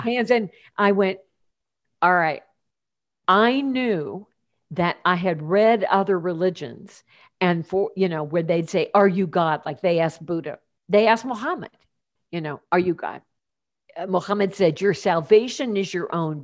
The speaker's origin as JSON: {"language": "English", "town": "Champaign", "region": "Illinois", "country": "United States", "tie": "born or raised there", "also_born_or_lived": "Portland, Oregon", "moved": "as an adult", "said": "my hometown is Champaign, Illinois"}